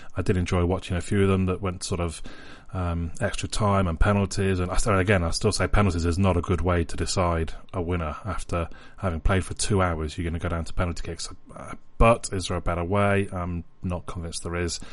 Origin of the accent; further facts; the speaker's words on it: England, United Kingdom; I'm English, I'm an England fan